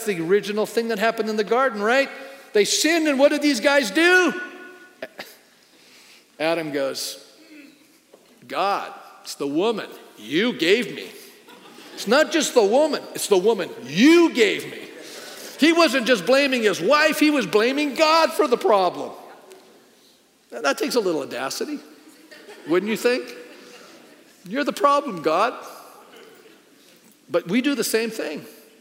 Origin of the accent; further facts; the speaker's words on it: Canada; being a Canadian